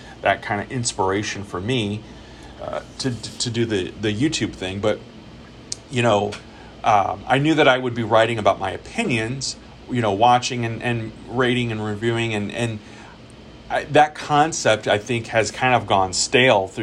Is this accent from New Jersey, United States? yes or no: no; St. Louis, Missouri, United States; growing up in St. Louis, there were a lot of live shows that I went to.